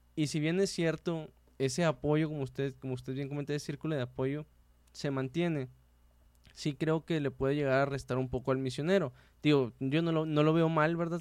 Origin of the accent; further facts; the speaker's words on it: Mexico; somos mexicanos